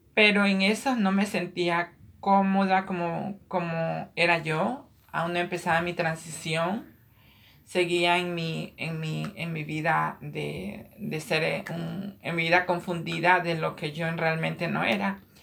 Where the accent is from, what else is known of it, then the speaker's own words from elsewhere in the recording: Ecuador; moved away as an adult; now in Queens, New York, United States; nací en, Ecuador, Sudamérica. Emigré a este país hace aproximadamente 20 años.